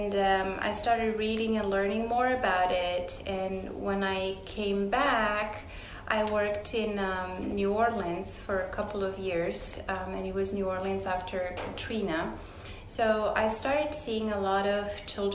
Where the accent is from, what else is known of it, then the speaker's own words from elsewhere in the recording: Romania; moved away as an adult; also born or lived in Houston, Texas; now in Dallas-Fort Worth, United States; I'm originally from Romania. I was born and raised there. I went to medical school there.